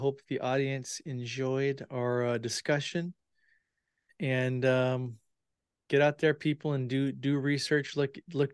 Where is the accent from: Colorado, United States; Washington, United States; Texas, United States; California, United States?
Washington, United States; my home state of Washington State